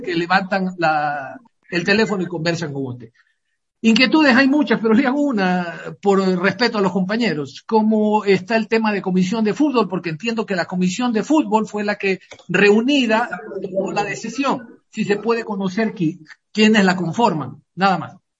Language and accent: Spanish; Guayaquil, Guayas, Ecuador; moved away as an adult; now in Cuenca, Ecuador; quien habla es guayaquileño, yo no soy cuencano, pero vivo cinco años acá